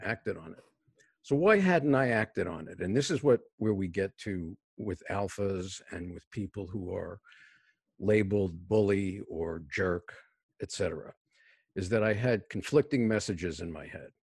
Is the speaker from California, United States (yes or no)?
no; New York City, New York, United States; moved away; I was born and raised in a city housing project in New York City